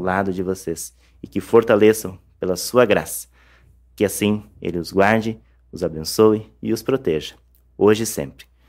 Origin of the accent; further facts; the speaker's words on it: Turvo, Paraná, Brazil; sou do Turvo, é, município do interior do Paraná